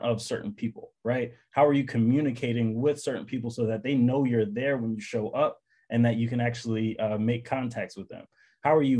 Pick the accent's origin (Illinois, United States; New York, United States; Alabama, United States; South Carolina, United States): New York, United States; New York City; I grew up in Bed-Stuy, Brooklyn.